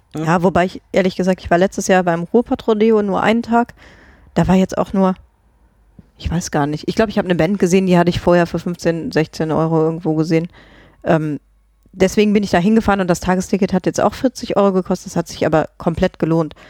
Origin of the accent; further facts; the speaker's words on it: Germany; moved away; ich komme ja ursprünglich aus Grevenbruch